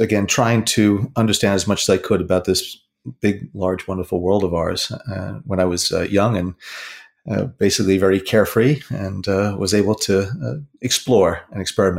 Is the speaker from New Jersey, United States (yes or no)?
yes; Hudson County, New Jersey, United States; And so I've gone through several chapters in my life growing up in New Jersey in Hudson County.